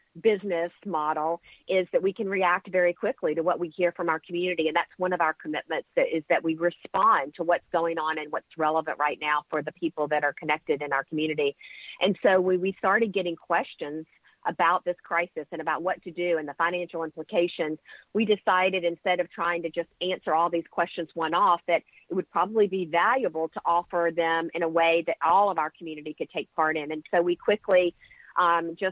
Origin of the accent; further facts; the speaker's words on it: the South, United States; I grew up in the South where, money was something that was considered a taboo subject